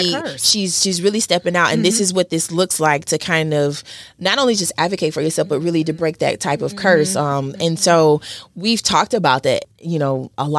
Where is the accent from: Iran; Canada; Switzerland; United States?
United States; Mississippi; I'm from Mississippi